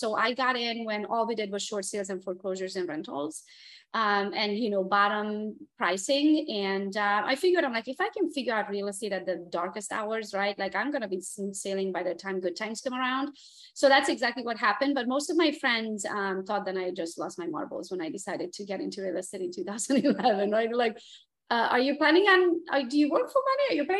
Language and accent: English; Transylvania, Romania; English is a second language; moved away as an adult; now in United States; I was born and raised in Transylvania, Romania, came to the US by myself in 2003.